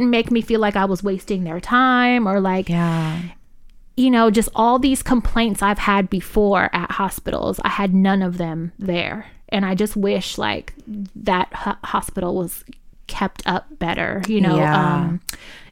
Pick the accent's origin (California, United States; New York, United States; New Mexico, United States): California, United States; Richmond; I'm from North Richmond. That's where I grew up. That's my side of town